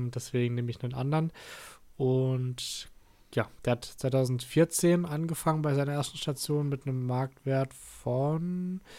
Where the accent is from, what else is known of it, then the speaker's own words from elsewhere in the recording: Freiburg, Baden-Württemberg, Germany; aber ja, als, als Freiburger mag man trotzdem Stuttgart ist nicht sonderlich, ehrlich gesagt.